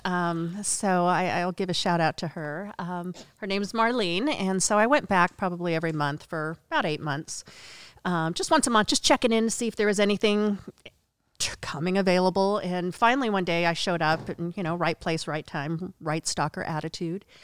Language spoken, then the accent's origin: English; Oregon, United States; moved away; also born or lived in Las Vegas, Nevada; originally, I was born in Vegas. I was raised on a farm in Oregon